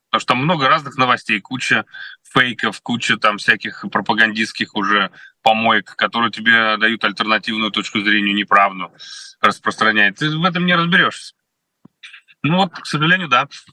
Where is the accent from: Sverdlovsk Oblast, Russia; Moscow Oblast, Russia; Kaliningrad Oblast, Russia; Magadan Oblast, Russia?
Moscow Oblast, Russia; Kolomna; Коломна, откуда я родом